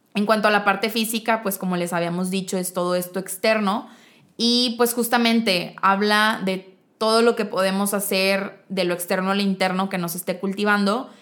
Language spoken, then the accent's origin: Spanish; Mexico; si somos mexicanos